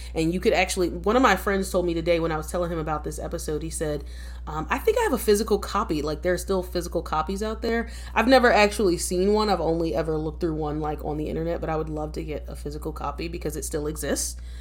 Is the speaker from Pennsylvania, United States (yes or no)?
yes; Philadelphia, Pennsylvania, United States; moved away as an adult; also born or lived in New York; now in United States (West Coast); I'm from Philadelphia, born and raised